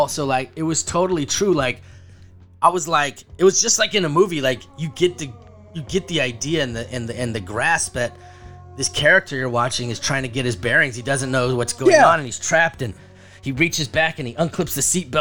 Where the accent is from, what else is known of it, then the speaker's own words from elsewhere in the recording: California, United States; I'm not from here. I'm from California